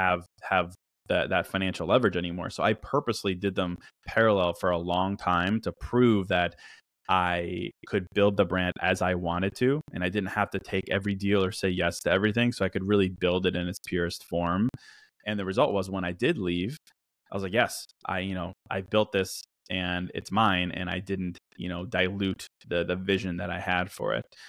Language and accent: English; Virginia, United States; also born or lived in Chicago / China; I'm from Chicago. Grew up in Virginia